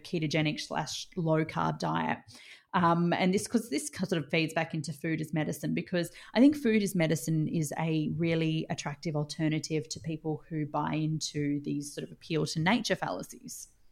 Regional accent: Australia; as an Australian

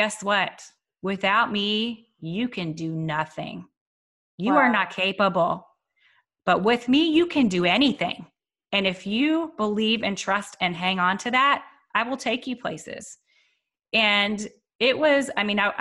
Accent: Waco, Texas, United States; I grew up in Waco, Texas in the US

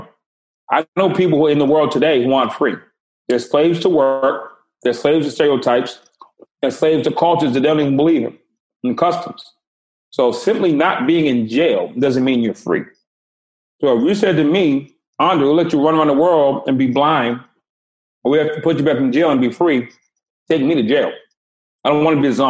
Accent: Boston, Massachusetts, United States; I grew up in Boston. It was extremely segregated

